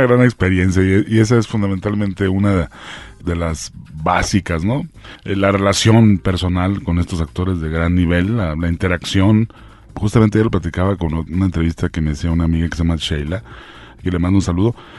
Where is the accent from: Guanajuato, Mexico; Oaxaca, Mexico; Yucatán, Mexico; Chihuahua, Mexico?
Chihuahua, Mexico; Ciudad Juárez; Yo soy de Ciudad Juárez